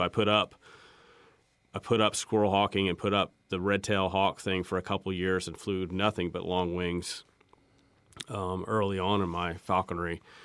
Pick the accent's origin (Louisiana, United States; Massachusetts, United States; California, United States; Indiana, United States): Indiana, United States; Terre Haute; now in North Carolina, United States; my hometown in Terre Haute